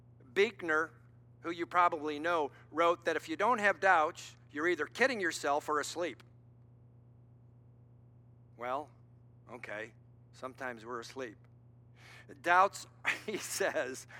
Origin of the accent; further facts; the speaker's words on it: Cleveland, Ohio, United States; moved away; I was in my hometown, Cleveland.